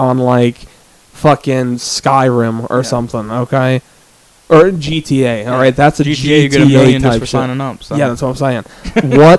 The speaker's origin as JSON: {"language": "English", "region": "Minnesota", "country": "United States", "moved": "yes", "said": "I'm from Minnesota"}